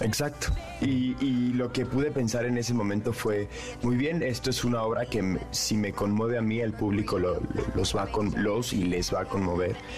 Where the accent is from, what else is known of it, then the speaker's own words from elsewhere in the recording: Mexico; en México no tenemos esos, ese tipo